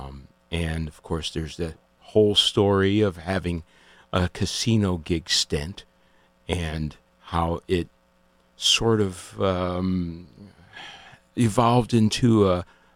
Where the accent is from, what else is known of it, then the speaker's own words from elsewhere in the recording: New England, United States; I'm from New England